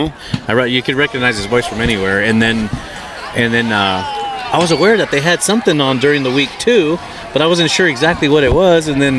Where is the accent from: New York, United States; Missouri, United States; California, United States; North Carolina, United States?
California, United States; Upland; also born or lived in San Bernardino / Ontario, California / Claremont; I grew up here in Upland. Well, born in San Bernardino. Went to Ontario right about 10 years old. I moved to Upland and then made the big move to Claremont.